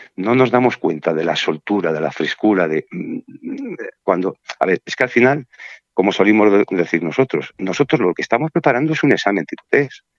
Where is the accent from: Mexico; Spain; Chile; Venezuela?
Spain; Burgos, Castile and León; moved away as an adult; also born or lived in Mallorca; now in Palma, Spain; yo soy de Burgos y me tuve que venir en el año 93, el 4 de enero del 93, que fue la fecha en que tomé posesión en plenas Navidades, solo a Mallorca